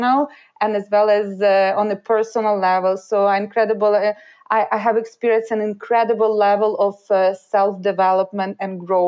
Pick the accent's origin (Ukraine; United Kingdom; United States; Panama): Ukraine; English is a second language; moved away as an adult; also born or lived in Montreal, Canada; now in Canada; I was born in Ukraine and moved to Canada after graduating from high school without speaking neither English nor French.